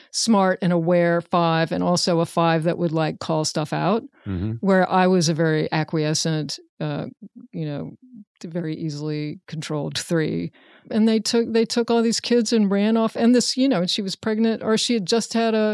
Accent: Richmond, Virginia, United States; Richmond. It? Yeah, Virginia. Richmond, Virginia.

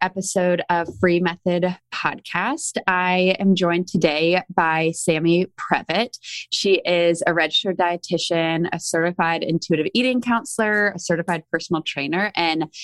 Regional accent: Charleston, South Carolina, United States; now in Nashville, United States; I'm from Charleston, South Carolina originally

